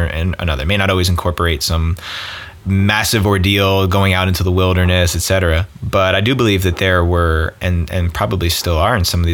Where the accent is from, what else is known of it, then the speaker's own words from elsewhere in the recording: East Coast, United States; now in California, United States; growing up on the East, we're both East Coasters